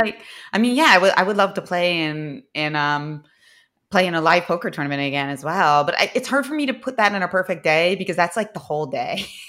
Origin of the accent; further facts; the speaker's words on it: Philadelphia, Pennsylvania, United States; I was born in Philadelphia